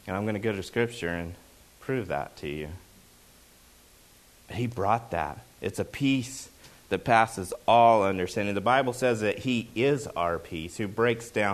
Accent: Oklahoma, United States; moved away; when I grew up in Oklahoma, football is a big deal.

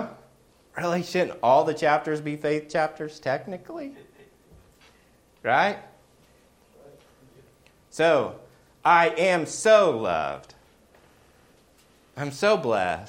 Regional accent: the South, United States; I grew up in the South

